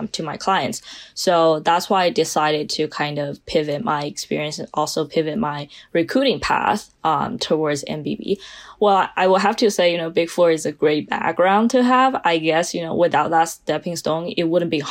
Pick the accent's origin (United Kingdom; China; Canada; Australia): China; English is a second language; moved away as an adult; now in United States; I'm originally from China, spent 18 years of my life in China, and moved to the United States pursuing my bachelor's degree.